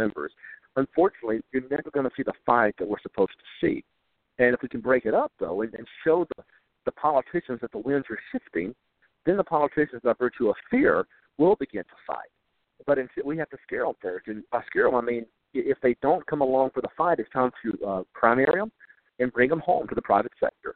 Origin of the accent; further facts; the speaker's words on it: Mississippi, United States; Like most Mississippians